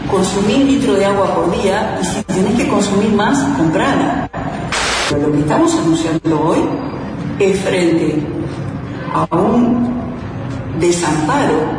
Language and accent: Spanish; Uruguay; no estaba preparada humanamente como uruguaya para eh, vivirla.